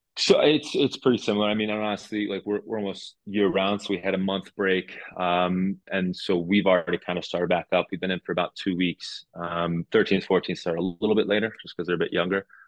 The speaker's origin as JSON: {"language": "English", "region": "New Jersey", "country": "United States", "tie": "born or raised there", "moved": "as an adult", "lives_now": "Cincinnati, United States", "said": "we grew up together in Jersey"}